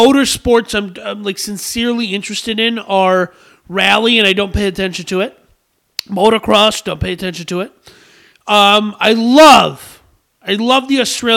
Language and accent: English; United States; I'm a red-blooded American